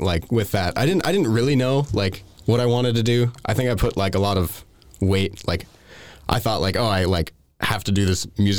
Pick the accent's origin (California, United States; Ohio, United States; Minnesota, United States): Minnesota, United States; St. Cloud; also born or lived in Princeton; Yeah, so I'm from Minnesota, like right in the middle of the state. People probably know St. Cloud. That's where I came from. But before that, I was in a small town, Princeton, Minnesota.